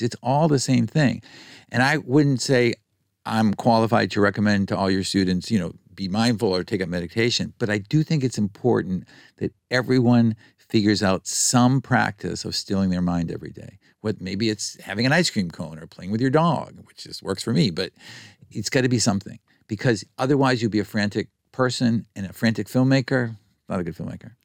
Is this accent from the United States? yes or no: yes; United States; growing up in America